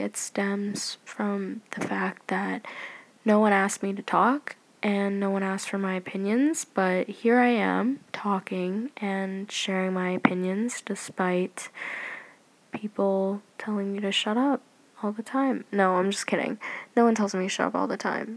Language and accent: English; Canada; I'm Canadian